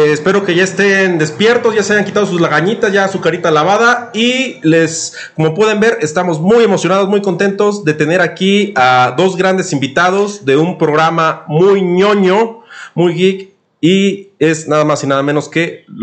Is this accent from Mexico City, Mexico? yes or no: yes; Mexico City, Mexico; yo crecí aquí en Ciudad de México